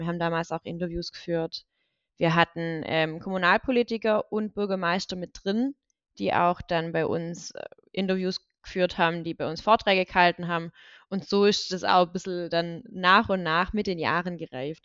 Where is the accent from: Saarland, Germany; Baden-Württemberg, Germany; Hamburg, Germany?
Baden-Württemberg, Germany; Reichenbach im Täle; now in Schlat, Germany; bin in Reichenbachheim-Täle groß geworden und ähm, das sind, ist ein Teilort von der Gemeinde Deggingen